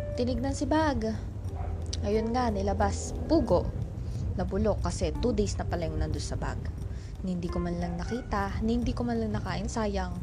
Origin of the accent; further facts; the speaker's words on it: Philippines; Simula pagkabata, nasa Pilipinas